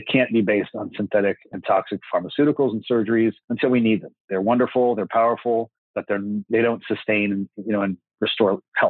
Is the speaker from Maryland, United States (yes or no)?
no; Florida, United States; I'm from Florida, hometown, and I've done all my schooling here